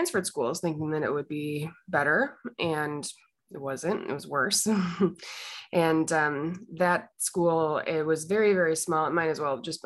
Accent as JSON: {"language": "English", "region": "Illinois", "country": "United States", "tie": "born or raised there", "said": "I grew up in the Midwest in a small town in Illinois"}